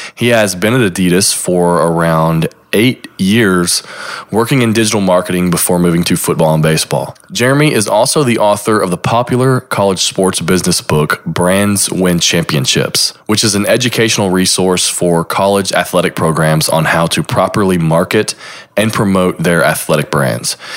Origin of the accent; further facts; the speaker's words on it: Lexington, Kentucky, United States; I'm from Lexington